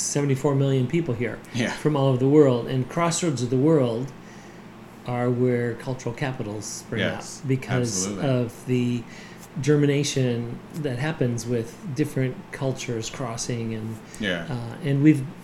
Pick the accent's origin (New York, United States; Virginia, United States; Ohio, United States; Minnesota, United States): Minnesota, United States; moved away as an adult; now in Orlando, United States; I came from Minnesota.